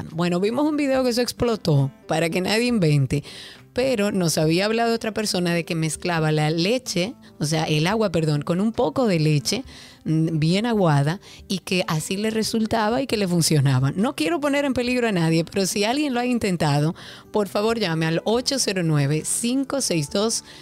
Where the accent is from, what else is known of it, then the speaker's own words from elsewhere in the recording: Dominican Republic; hablar un poco de esa bebida que tanto nos identifica también como dominicanos.